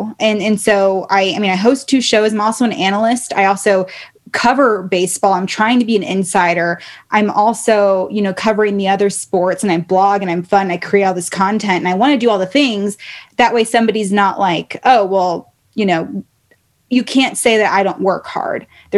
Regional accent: Baltimore, Maryland, United States; born there; also born or lived in California / Reno; my little brother, I was born in Baltimore. We moved to California for a little bit, back to Reno or to Reno.

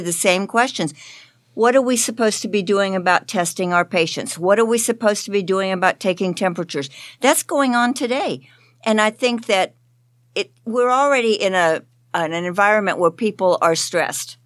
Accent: Florida, United States; I'm from Florida.

